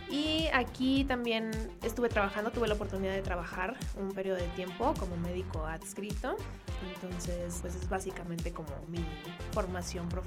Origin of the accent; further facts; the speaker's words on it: Durango, Mexico; moved away as an adult; now in Mexico City, Mexico; yo soy originaria de Durango, Durango. Yo me formé como médico cirujano en Durango y posteriormente vine a realizar aquí la especialidad de pediatría en el Hospital Infantil de México Federico Gómez